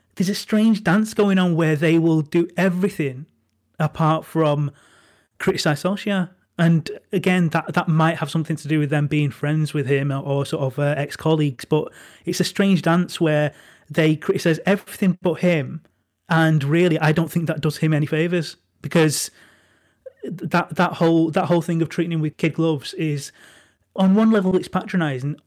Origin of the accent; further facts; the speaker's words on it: Manchester, North West England, United Kingdom; I'm from a working class part of Manchester. I'm, I'm from Crumpsall